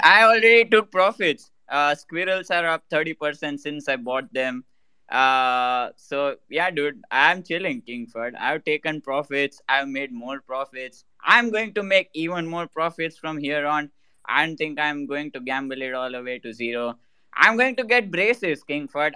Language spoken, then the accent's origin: English; India; I'm Indian.